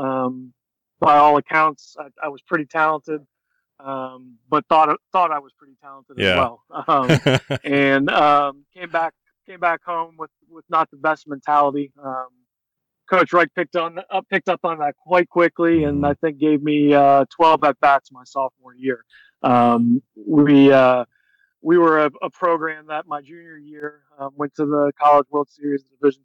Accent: Central Florida, United States; I grew up in the Central Florida area

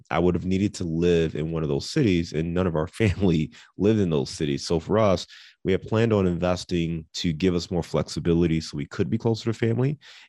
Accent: Cleveland, Ohio, United States; moved away as an adult; also born or lived in Dayton / Detroit / Chicago; now in Cincinnati, United States; I live in Cincinnati, Ohio, as you mentioned, but I'm born and raised in Cleveland. So I'm a Midwest kid. I lived in Dayton. I've lived in Detroit. I've lived in Chicago. So I've lived all over the Midwest

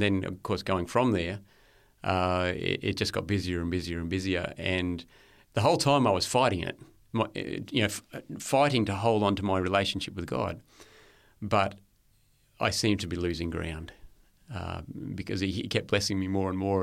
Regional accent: Lockyer Valley, Queensland, Australia; also born or lived in Brisbane; Born in Brisbane, yeah, and, uh, was there until I was four or five years old. And then we moved out to the Lockyer Valley, so a little bit west of Brisbane, about an hour west, and, uh, grew up

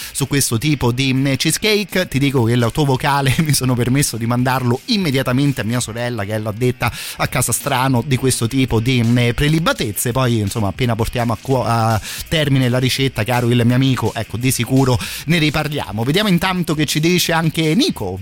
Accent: Italy; noi italiani

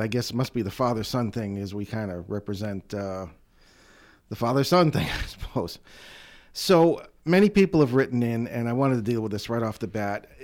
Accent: East Hartford, Connecticut, United States; I grew up in the Connecticut Valley, uh, around, uh, East Hartford, South Windsor area

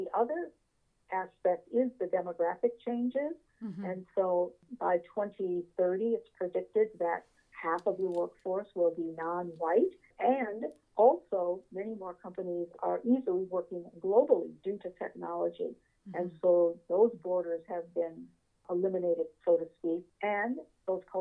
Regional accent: Niagara Falls, New York, United States; moved away as an adult; also born or lived in Rochester, New York / Washington, D.C.; now in Charlotte, United States; I was born and raised in Niagara Falls, New York

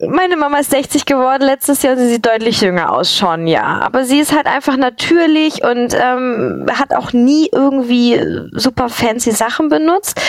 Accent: a village near Kiel, Schleswig-Holstein, Germany; ich bin auf dem Dorf aufgewachsen

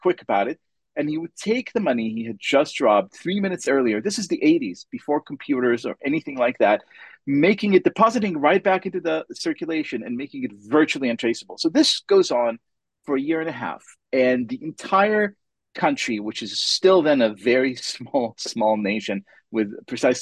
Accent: Israel; English is a second language; moved away; Growing up in Israel

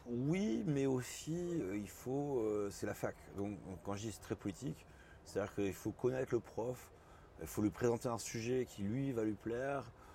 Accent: Bordeaux, Nouvelle-Aquitaine, France; moved away as an adult; also born or lived in Lyon / Paris; j'ai grandi à Bordeaux, donc je suis parti à Lyon pour faire mes études

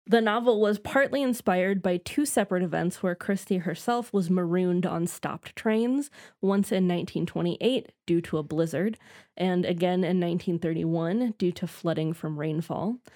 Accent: St. Louis, Missouri, United States; growing up in St. Louis. Yes, we, we both grew up in St.

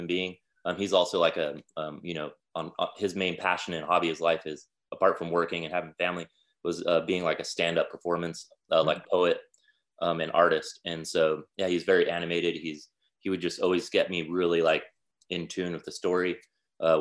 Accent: Salt Lake City, Utah, United States; now in Chattanooga, United States; I was born in Salt Lake City, Utah in 1982

